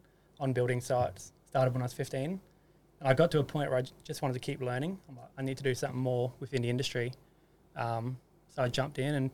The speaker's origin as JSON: {"language": "English", "town": "Cairns", "region": "Queensland", "country": "Australia", "tie": "born or raised there", "moved": "as an adult", "lives_now": "Sunshine Coast, Australia", "said": "I grew up in Cairns."}